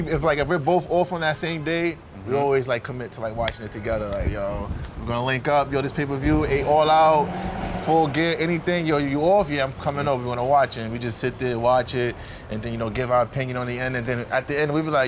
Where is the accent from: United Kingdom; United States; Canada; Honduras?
United States; New York City, New York; I'm from Brooklyn. Bed-Stuy, I know Corey. We grew up together.